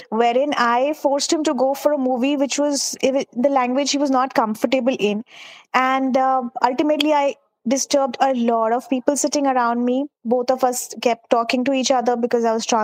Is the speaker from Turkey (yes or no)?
no; Dubai, United Arab Emirates; now in India; I am from India. And uh, I grew up in Dubai. My schooling, my education was uh, done in Dubai. My parents are back there. But I moved to India in 2009.